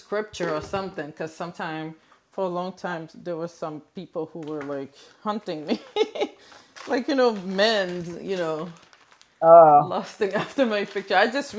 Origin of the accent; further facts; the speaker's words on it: Haiti; I'm from Haiti.